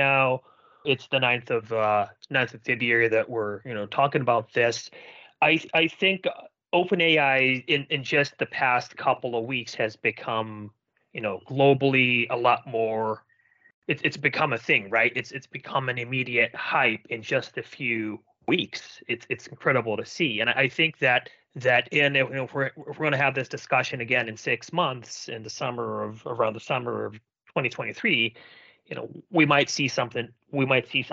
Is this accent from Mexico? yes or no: no; Finland; I'm from Finland